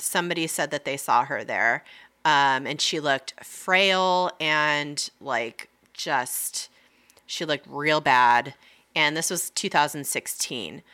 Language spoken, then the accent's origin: English; Lake Arrowhead, California, United States; we grew up in Lake Arrowhead.